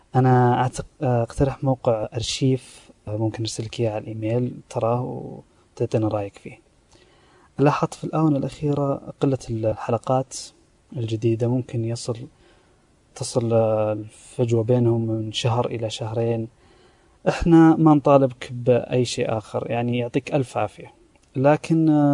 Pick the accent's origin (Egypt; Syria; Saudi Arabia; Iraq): Saudi Arabia; من المملكة العربية السعودية